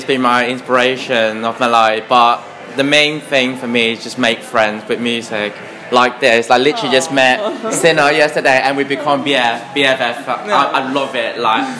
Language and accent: English; China; also born or lived in Stratford, London; now in London, United Kingdom; I was born and raised in China, and then I moved to Stratford now.